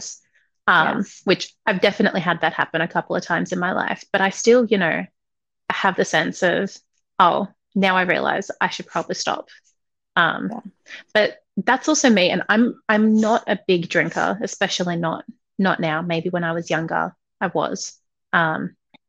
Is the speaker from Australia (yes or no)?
yes; Australia; I grew up in Australia